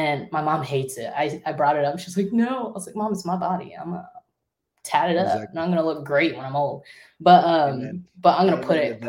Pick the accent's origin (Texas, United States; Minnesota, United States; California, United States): Minnesota, United States; also born or lived in China; I was born in China. I was adopted. I was raised in Minnesota.